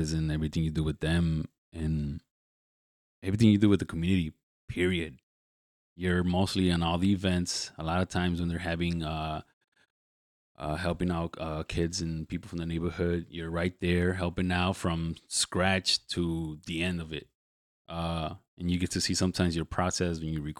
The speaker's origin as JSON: {"language": "English", "town": "Chicago", "region": "Illinois", "country": "United States", "tie": "born or raised there", "said": "I grew up in the Back of the Yards."}